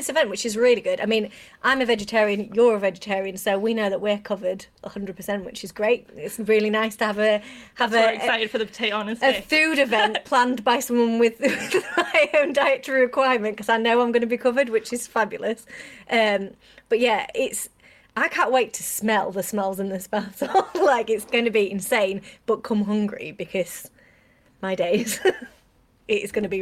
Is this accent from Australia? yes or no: no; United Kingdom; we're British